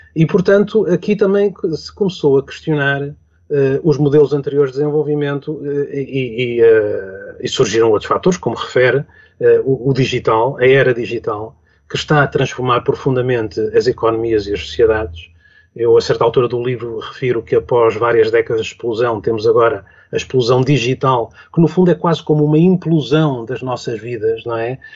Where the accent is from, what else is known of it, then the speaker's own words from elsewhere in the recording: Lisbon, Portugal; um Lisboeta de gema, enfim, de gema quer dizer, eu vim para Lisboa com dois anos